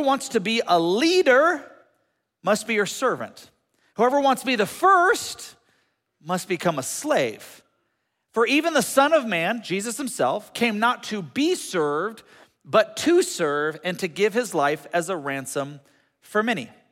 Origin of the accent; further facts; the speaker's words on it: United States; for us as American Christians